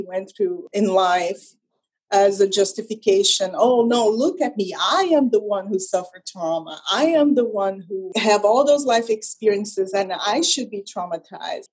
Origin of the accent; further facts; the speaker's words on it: Brazil; English is a second language; moved away as an adult; also born or lived in Canada; I was born in Brazil and I lived in Brazil until my early 20s